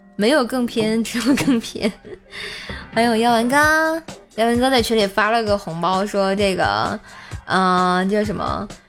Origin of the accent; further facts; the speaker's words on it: Tianjin, China; accent: Tianjin dialect; 天津话说得挺好， 必须的，我是天津人儿啊